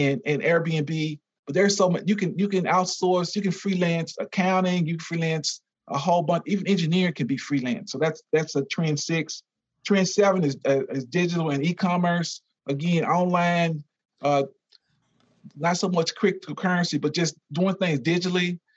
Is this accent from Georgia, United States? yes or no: no; Louisiana, United States; I'm from Louisiana